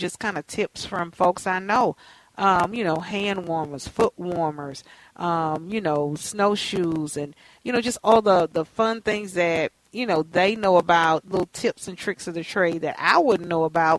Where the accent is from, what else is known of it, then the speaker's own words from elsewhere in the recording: Texas, United States; now in Twin Cities, United States; I'm from Texas